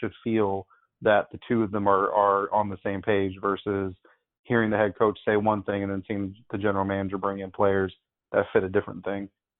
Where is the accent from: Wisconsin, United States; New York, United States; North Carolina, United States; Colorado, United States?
Colorado, United States; as you know, I'm from Colorado, so I have a lot of friends back home in Colorado who are Broncos fans